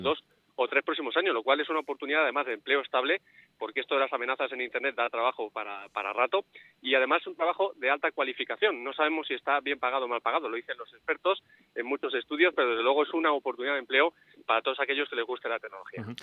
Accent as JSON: {"language": "Spanish", "town": "Madrid", "region": "Community of Madrid", "country": "Spain", "moved": "yes", "lives_now": "León, Spain", "said": "yo soy madrileño y de la Leti"}